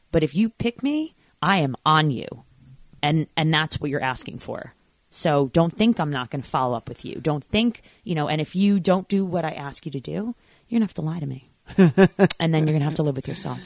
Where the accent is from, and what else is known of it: Long Island, New York, United States